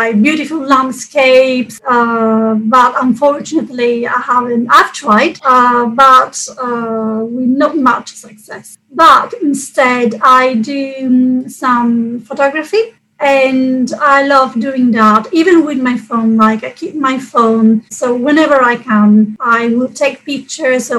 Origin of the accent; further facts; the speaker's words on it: Catania, Sicily, Italy; moved away; I come from Sicily, and yes, there it's usually very warm and sunny. And where I come from Catania, which is on the east coast.